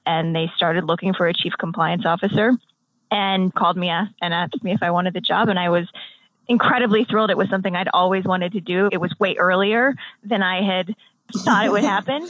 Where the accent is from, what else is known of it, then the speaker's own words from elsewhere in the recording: United States; I'm American